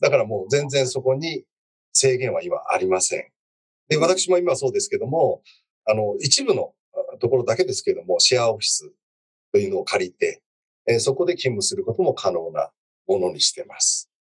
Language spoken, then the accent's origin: Japanese; Yamaguchi, Japan; moved away; 私は山口県出身ですけども